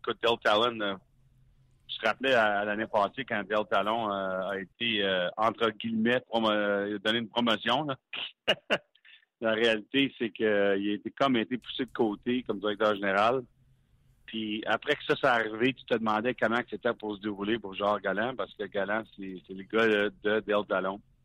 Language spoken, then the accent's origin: French; Hearst, Ontario, Canada; je viens du nord l'Ontario de Hearst.